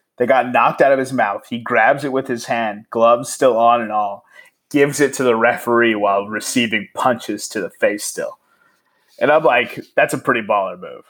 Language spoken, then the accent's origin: English; El Paso, Texas, United States; my hometown's not-for-profit